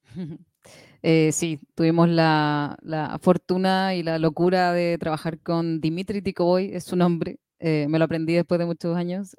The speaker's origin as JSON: {"language": "Spanish", "country": "Chile", "said": "de Chile"}